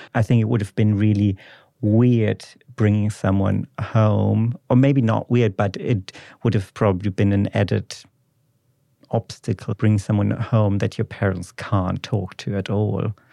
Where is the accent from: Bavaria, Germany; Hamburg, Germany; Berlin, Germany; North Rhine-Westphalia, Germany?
North Rhine-Westphalia, Germany; Ruhr area; English is a second language; moved away; I'm from the Ruhr area in the West of Germany